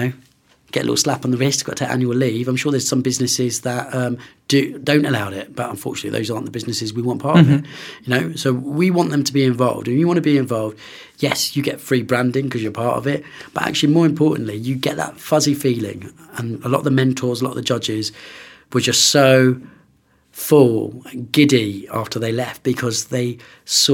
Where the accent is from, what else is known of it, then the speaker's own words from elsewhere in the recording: London, United Kingdom; also born or lived in Oxford / Bristol; now in Birmingham, United Kingdom; I'm originally from London